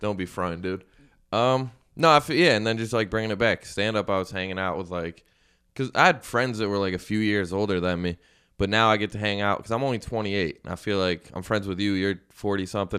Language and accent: English; Syracuse, New York, United States; moved away as an adult; now in Philadelphia, United States; I'm from Syracuse